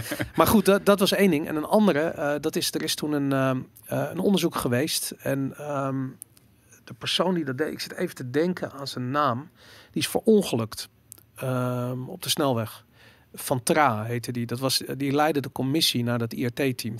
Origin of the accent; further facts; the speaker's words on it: Amsterdam, North Holland, Netherlands; ik ben opgegroeid rond het Waterloopplein.